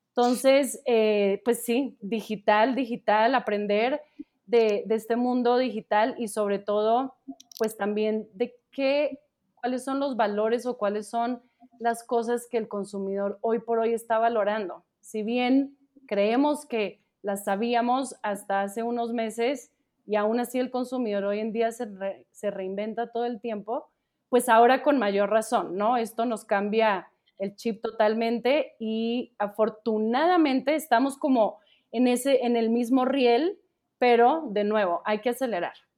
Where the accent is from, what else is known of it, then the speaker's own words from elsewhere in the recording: Colombia; now in Mexico; yo soy colombiana pero pues llevo, llevo ya aquí mucho tiempo, entonces ya también hablo como de nosotros los mexicanos